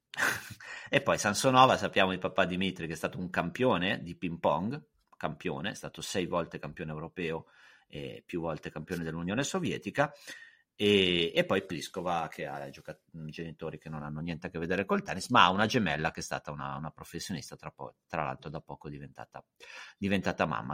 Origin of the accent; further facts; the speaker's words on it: Lake Maggiore, Piedmont, Italy; io sono piemontese e ho, insomma, sono anche se poi vivevo in un posto dove ci sentiamo forse più lombardi sul lago Maggiore